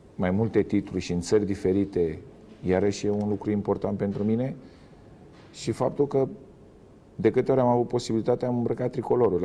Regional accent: Romania; moved away as an adult; also born or lived in China; noi românii

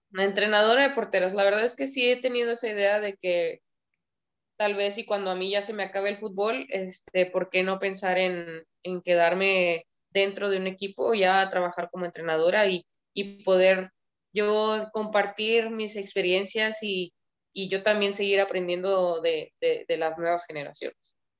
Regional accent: Mexico

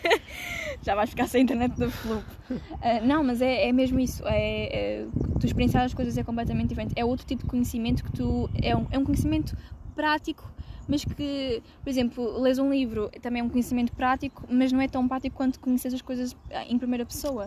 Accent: Viseu, Portugal; moved away as an adult; also born or lived in Porto; na minha terra natal, que é Viseu

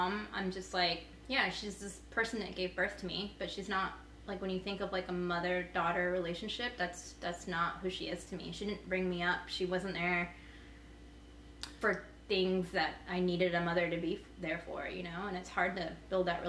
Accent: United States; growing up in America

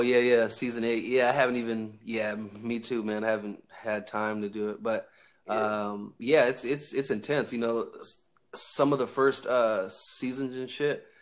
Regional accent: Northern California, United States; I'm from uh, Northern California

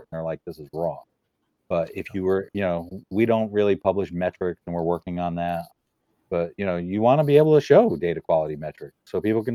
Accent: New Haven, Connecticut, United States; I grew up in New Haven

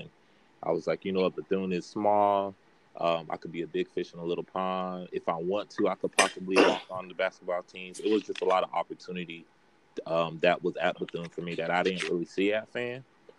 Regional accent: Haiti; you know, not being from the States, college is still kind of a new thing.

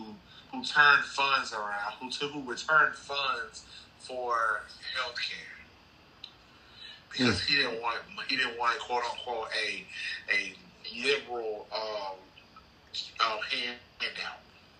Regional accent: Clarksdale, Mississippi, United States; I said, I was born and raised here in Clarksdale. He was like, you were raised, born and raised here? I was like, yes, I was born and raised here in Clarksdale.

